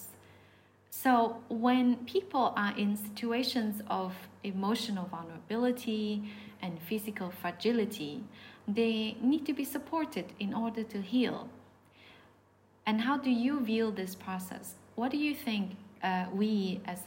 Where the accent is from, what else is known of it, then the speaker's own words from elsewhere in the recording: China; now in Portugal; I come from China